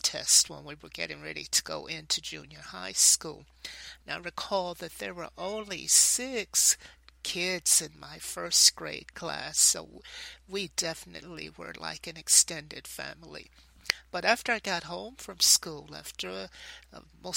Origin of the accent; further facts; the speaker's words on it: Knoxville, Tennessee, United States; my days growing up in Knoxville, Tennessee